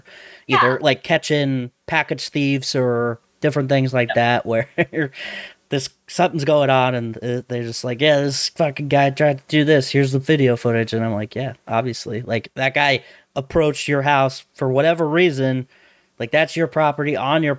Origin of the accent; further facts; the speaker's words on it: Kearney, United States; When Domino's first started doing their mobile app ordering in Kearney, in my hometown